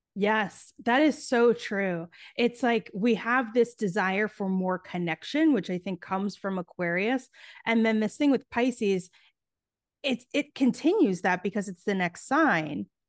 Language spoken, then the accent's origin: English; New York City, New York, United States; I grew up in New York City, um, it was, like, the nineties in the heart of New York City, I was, like, on the Lower East Side